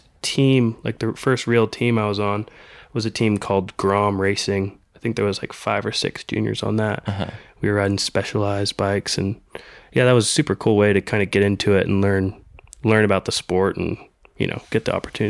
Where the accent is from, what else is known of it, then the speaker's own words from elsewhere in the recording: North Carolina, United States; also born or lived in California / Georgia; Originally from California, and then lived in Georgia for a year when I was real little, and then been in North Carolina since I was probably eight or so.